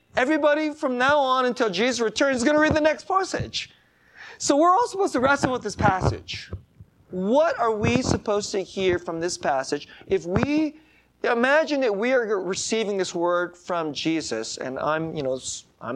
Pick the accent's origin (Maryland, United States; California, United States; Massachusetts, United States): California, United States; San Jose; San Jose is my hometown.